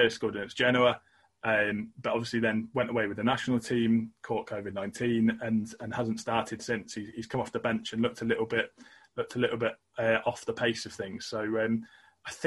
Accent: England, United Kingdom; as an Englishman

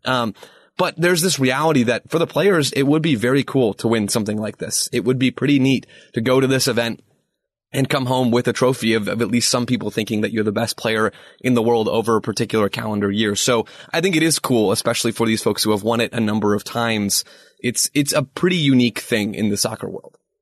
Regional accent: United States; as an American

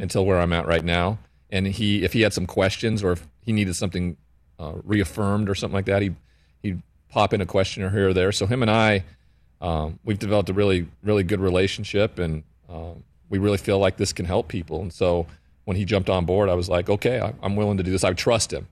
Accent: Montana, United States; growing up in Montana with the cowboy culture

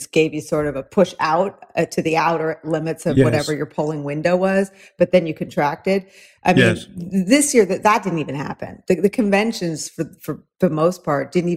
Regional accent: San Francisco, California, United States; moved away as an adult; also born or lived in Newport, California / Chicago; I was a real like California girl. I was born in Newport and raised in the San Francisco

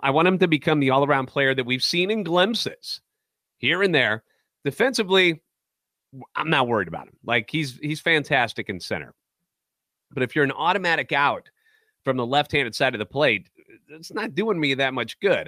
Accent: St. Louis, Missouri, United States; born and raised in the Loop, lifetime Cardinals fan

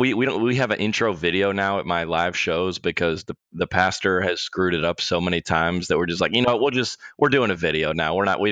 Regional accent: Lilburn, Georgia, United States; moved away as an adult; also born or lived in Denver, Colorado; I grew up in Lilburn, Georgia, which is where my parents live. And I am busing in and out of my parents' house. And that's where I'm at right now.

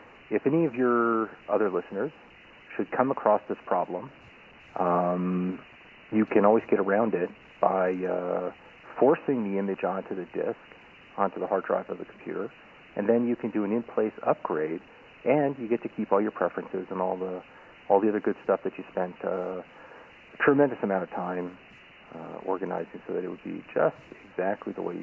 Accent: Israel; I am a listener from Israel who happens to be vacationing in the United States

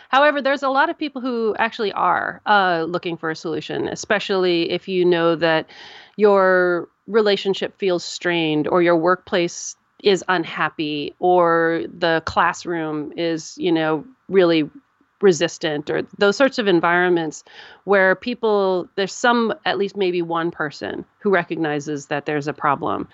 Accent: United States; I'm an American

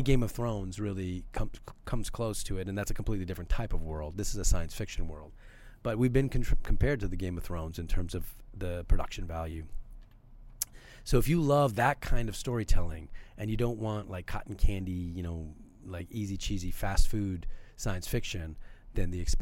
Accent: Canada; I'm born and bred in Canada.

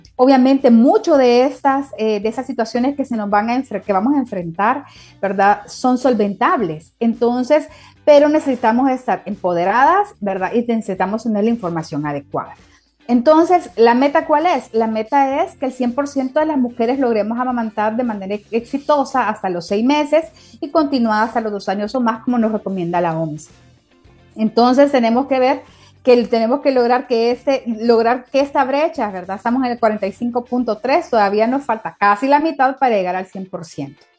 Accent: El Salvador; mujeres salvadoreñas

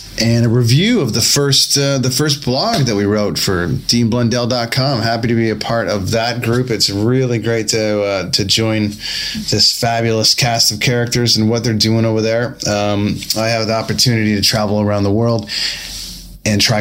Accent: Canada; I am the one who at 42 years old, grown up in a land of sub-zero temperatures

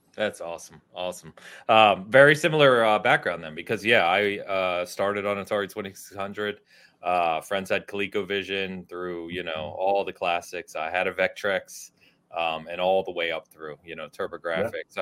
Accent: outside of Philadelphia, Pennsylvania, United States; I grew up outside of Philadelphia

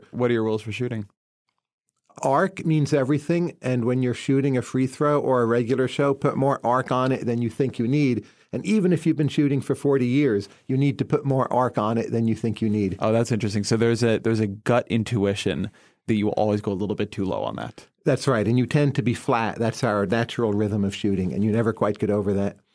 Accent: New Jersey, United States; so New Jersey is an important exporter of people, but keep in mind that also means there's demand for those people. So you grow up in population density, so you learn a lot from other people

